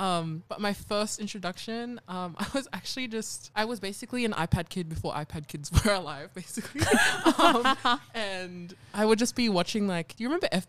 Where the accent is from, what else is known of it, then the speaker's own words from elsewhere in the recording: Sydney, New South Wales, Australia; so we both grew up on Darug land from the 27, Mount Druitt, that area.